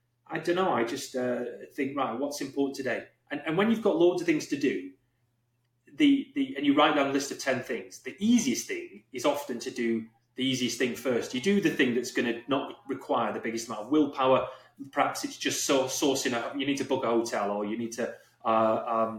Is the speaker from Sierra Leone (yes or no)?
no; England, United Kingdom; I'm English